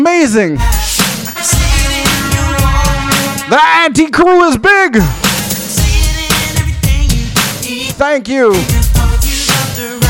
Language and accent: English; Mississauga, Ontario, Canada; Growing up in Malton